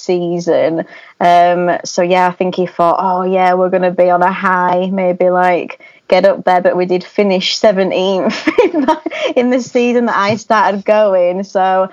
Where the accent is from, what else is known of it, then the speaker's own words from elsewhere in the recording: Leeds, Yorkshire and the Humber, United Kingdom; I am from Leeds